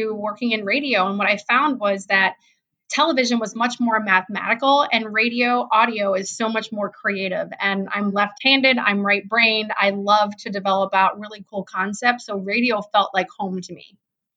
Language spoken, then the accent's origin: English; East Coast, United States; also born or lived in Cleveland, Ohio; now in Columbus, United States; I grew up on the East Coast, so that's coming from an East Coaster